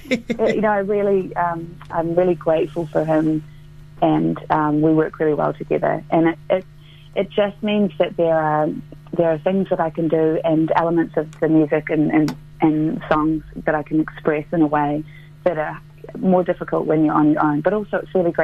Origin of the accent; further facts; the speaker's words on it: Christchurch, Canterbury, New Zealand; moved away; I grew up here in Christchurch, and the South Island is very much my home